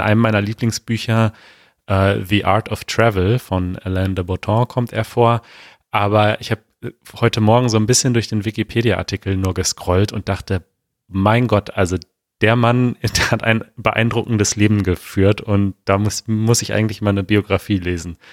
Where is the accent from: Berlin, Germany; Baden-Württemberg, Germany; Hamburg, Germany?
Berlin, Germany; vor allem als Berliner